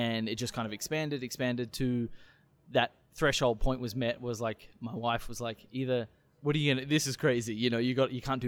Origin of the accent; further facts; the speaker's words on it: Australia; moved away as an adult; also born or lived in Springfield, Missouri; now in St. Louis, United States; I'm a huge sport fan growing up in Australia